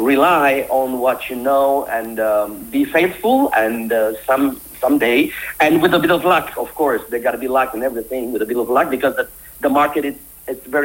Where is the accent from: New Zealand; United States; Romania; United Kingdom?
Romania; I'm coming from Romania.